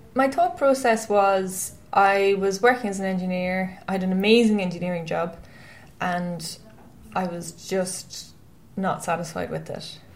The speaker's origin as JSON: {"language": "English", "town": "Westport", "region": "Connacht", "country": "Ireland", "tie": "born or raised there", "said": "I'm from Westport in County Mayo, and I grew up there"}